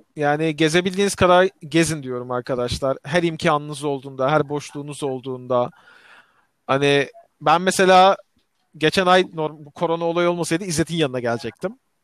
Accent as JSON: {"language": "Turkish", "country": "Turkey", "said": "biz Türkler olarak"}